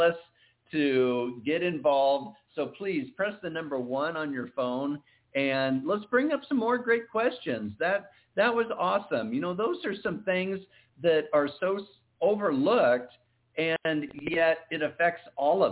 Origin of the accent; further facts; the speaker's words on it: Iowa, United States; moved away; we're both originally from Iowa